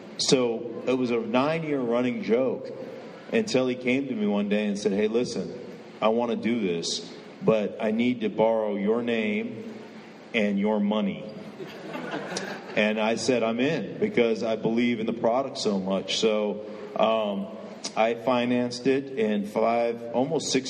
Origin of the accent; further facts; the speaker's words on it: Alaska, United States; moved away; I grew up in Alaska